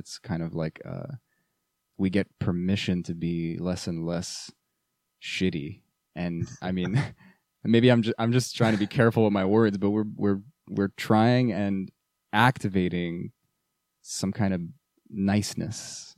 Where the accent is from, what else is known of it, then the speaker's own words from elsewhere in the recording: Canada; But being Canadian really